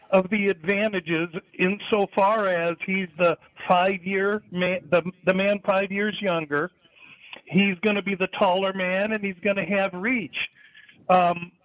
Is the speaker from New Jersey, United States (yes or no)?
no; Nebraska, United States; my home state of Nebraska